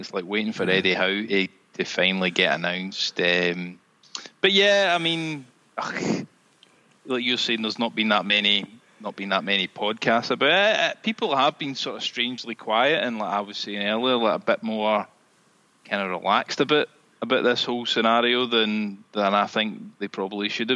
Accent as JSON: {"language": "English", "town": "Cumbernauld", "region": "Scotland", "country": "United Kingdom", "tie": "born or raised there", "said": "growing up in Cumbernauld"}